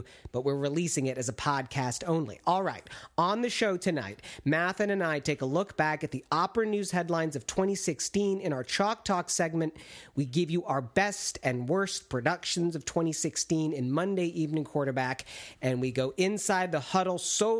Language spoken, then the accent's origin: English; Michigan, United States; now in Chicago, United States; I grew up in Michigan